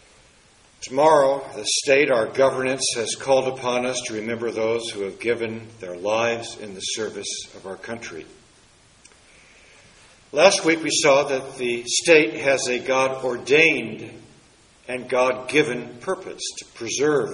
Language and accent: English; Washington, District of Columbia, United States; Growing up in Washington, D.C., some of my earliest memories were at monuments and memorials.